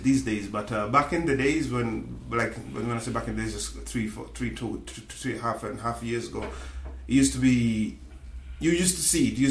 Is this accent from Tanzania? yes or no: yes; Tanzania; moved away as an adult; also born or lived in United Kingdom; now in West Cork, Ireland; in the Equatorial region where I am from, Tanzania